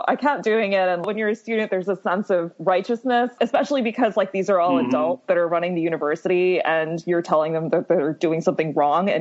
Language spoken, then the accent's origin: English; Ellicott City, Maryland, United States; moved away as an adult; now in New York, United States; I'm from Maryland, and I grew up in a suburb of Maryland called Ellicott City